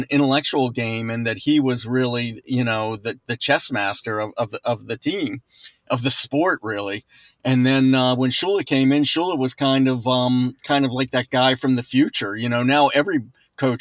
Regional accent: Baltimore, Maryland, United States; I was born in Baltimore, and when I was growing up, the Colts were like gods in this city

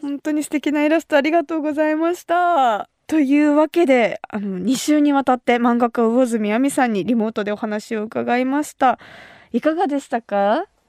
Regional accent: Kumamoto, Japan; moved away as an adult; now in Tokyo, Japan; 熊本出身の

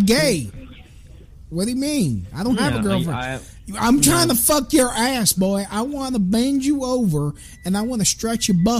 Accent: East New York, New York, United States; also born or lived in Englewood, New Jersey; No, I was brought up in East New York.

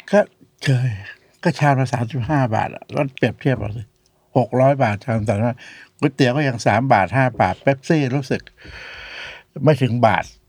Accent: Chachoengsao, Thailand; moved away; also born or lived in Bangkok; ผมเป็นคนเกิดที่ริมแม่น้ำบางปะกงจัดเชงเสรานะ แล้วก็เรียนหนังสืออยู่แปดริ้วนั่นแหละ แล้ว ก็มาเรียนที่กรุงเทพนะ

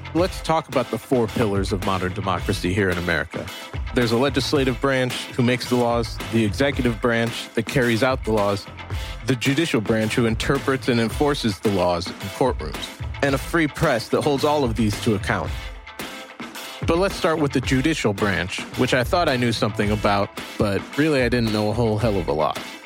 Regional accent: United States; I'm a dad, and I'm an American.

